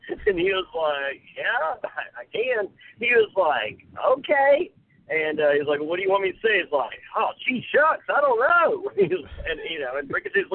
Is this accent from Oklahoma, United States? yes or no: no; Greensboro, North Carolina, United States; I grew up outside of Greensboro, North Carolina